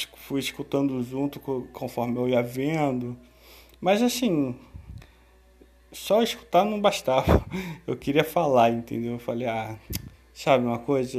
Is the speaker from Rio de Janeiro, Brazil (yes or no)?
yes; Rio de Janeiro, Brazil; sou do Rio